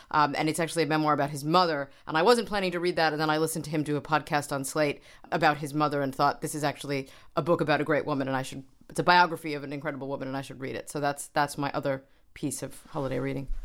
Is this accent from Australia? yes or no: no; New York, United States; I grew up in New York